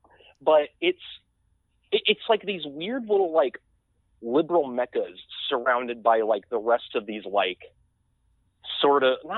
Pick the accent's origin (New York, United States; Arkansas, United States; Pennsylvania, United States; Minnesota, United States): Arkansas, United States; "Oh, I'm from Arkansas,"